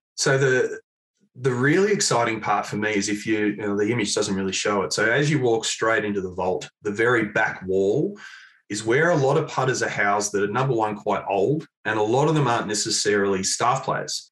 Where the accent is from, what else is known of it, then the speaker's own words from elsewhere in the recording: Mount Eliza, Victoria, Australia; Mount Eliza. Yeah, yeah. Only uh, stone's throw really from where I am these days living